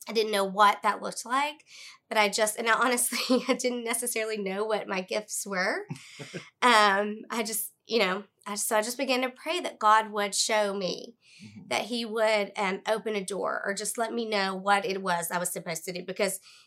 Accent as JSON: {"language": "English", "region": "Central Arkansas", "country": "United States", "tie": "born or raised there", "said": "I was born and raised in Central Arkansas"}